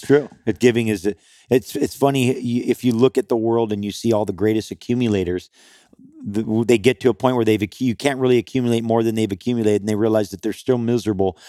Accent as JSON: {"language": "English", "area": "Kauai", "region": "Hawaii", "country": "United States", "tie": "born or raised there", "said": "I grew up on Kauai"}